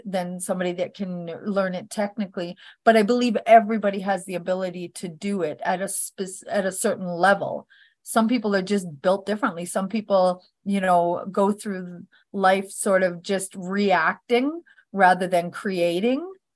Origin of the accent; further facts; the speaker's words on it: Northern Alberta, Canada; I was born in Northern Alberta, Canada